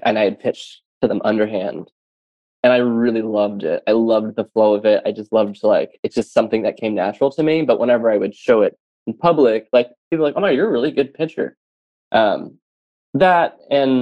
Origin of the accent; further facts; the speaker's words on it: the South, United States; I grew up in the South